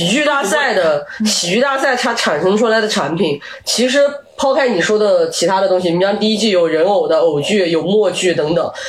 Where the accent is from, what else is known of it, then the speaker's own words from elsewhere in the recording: China; 当然，我觉得这个跟我们中国人太多优秀的文学作品是有关